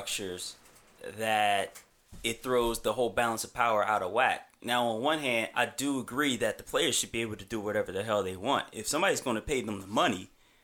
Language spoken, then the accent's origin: English; Philadelphia, Pennsylvania, United States; I'm from Philadelphia